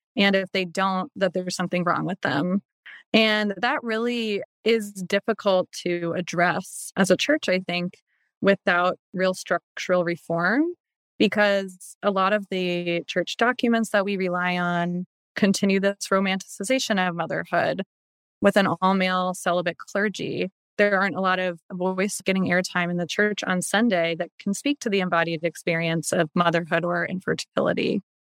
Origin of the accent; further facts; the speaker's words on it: Baltimore, Maryland, United States; growing up in the Baltimore area, my church that my family went to had a female pastoral life director